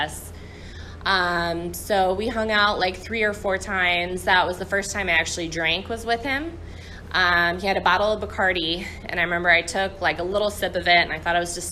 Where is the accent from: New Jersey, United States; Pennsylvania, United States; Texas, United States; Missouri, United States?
Missouri, United States; St. Louis; I'm from St. Louis.